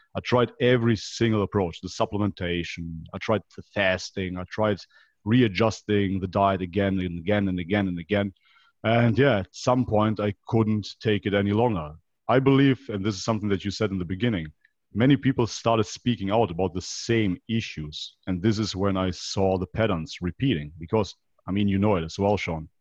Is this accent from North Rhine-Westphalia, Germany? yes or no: yes; Leverkusen, North Rhine-Westphalia, Germany; moved away as an adult; also born or lived in North Macedonia; I basically grew up in Germany